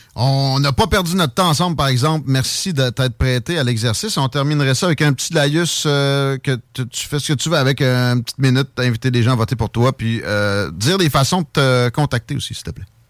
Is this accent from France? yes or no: no; Chaudière, Quebec, Canada; je suis de la Chaudière, tu, tu sais de quoi je parle avec Saint-Nic. Euh, moi je suis un, gars originaire de là